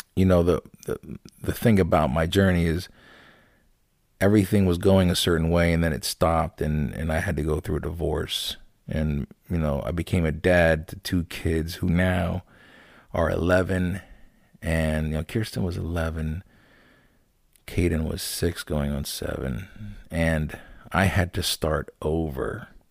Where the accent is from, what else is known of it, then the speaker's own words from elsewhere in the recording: Lancaster, Pennsylvania, United States; also born or lived in Landisville, Pennsylvania; I grew up in Lancaster, born and raised